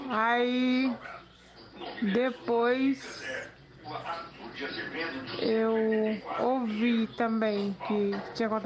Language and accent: Portuguese; Bahia, Brazil; eu estava em Salvador, porque eu sou da Bahia, do interior da Bahia.